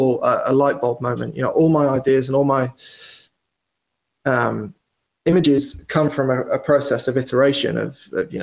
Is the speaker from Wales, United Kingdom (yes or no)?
yes; Wales, United Kingdom; now in London, United Kingdom; I grew up in Wales, which is probably, as the crow flies, 250 miles from London